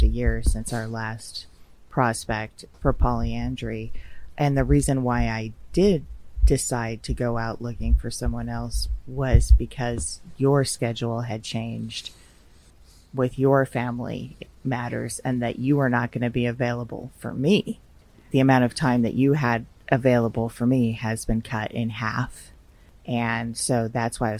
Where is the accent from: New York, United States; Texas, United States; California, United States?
California, United States; Los Angeles; being from